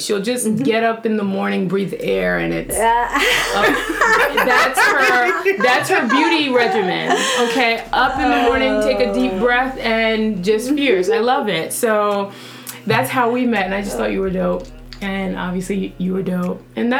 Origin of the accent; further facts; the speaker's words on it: Bronx, New York, United States; So, how I met Myesha was like way back in middle school. I came from the Bronx.